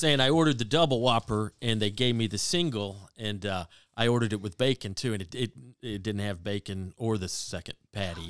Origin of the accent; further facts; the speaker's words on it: Waleska, Georgia, United States; moved away as an adult; now in California, United States; I'm from Waleska, Georgia.